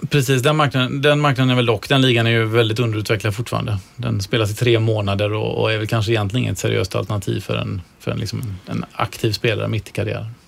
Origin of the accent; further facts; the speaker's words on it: Gothenburg, Västra Götaland, Sweden; som göteborgare